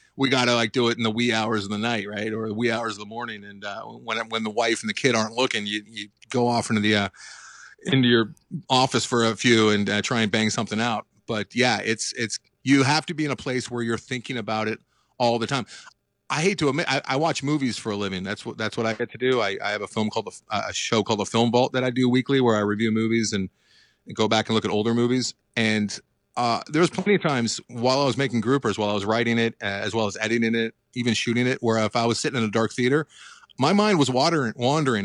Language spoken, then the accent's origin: English; Los Angeles, California, United States; also born or lived in Santa Monica, California; born and raised in Los Angeles. I'm still here, I didn't, I'm not a transplant